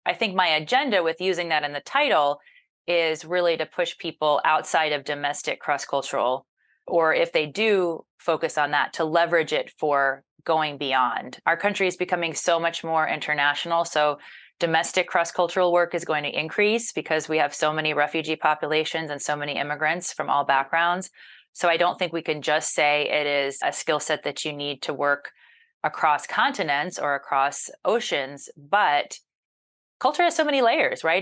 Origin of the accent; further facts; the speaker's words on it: Mobile, Alabama, United States; moved away; growing up in Mobile, Alabama, as the child of two Yankees